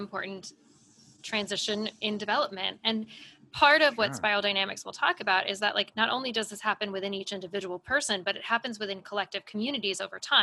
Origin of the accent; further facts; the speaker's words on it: United States; as an American